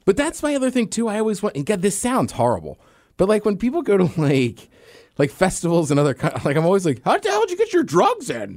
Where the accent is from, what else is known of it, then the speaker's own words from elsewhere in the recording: around DC and Baltimore, Maryland, United States; There's where I grew up, around D C and Baltimore